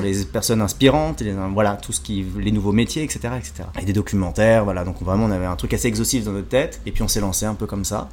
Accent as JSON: {"language": "French", "country": "France", "tie": "born or raised there", "also_born_or_lived": "Jakarta, Indonesia", "said": "Je suis né donc à Jakarta en Indonésie. Je suis arrivé en France à l'âge de 4 mois. J'ai eu la chance d'être adopté par une famille française"}